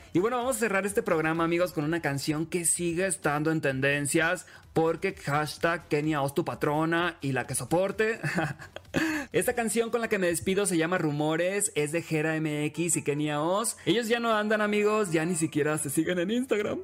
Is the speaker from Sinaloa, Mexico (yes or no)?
yes; Los Mochis, Sinaloa, Mexico; Yo soy de los Mochis, Sinaloa